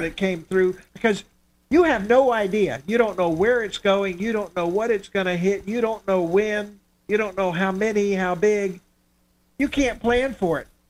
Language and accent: English; Miami, Florida, United States; moved away; I grew up in Miami